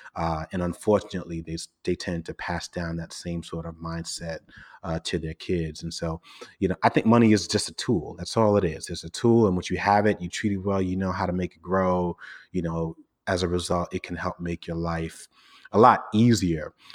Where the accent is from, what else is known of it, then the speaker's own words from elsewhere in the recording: New York City, New York, United States; I grew up in Brooklyn in a largely Caribbean, um, part of the borough called Flatbush